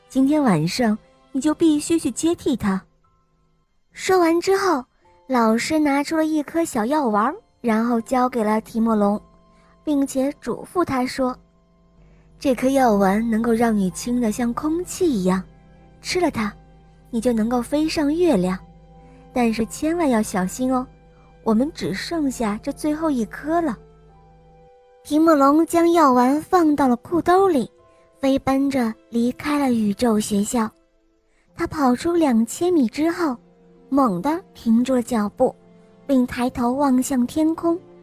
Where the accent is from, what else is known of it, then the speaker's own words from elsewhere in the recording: Shanghai, China; 我五岁了，我来自上海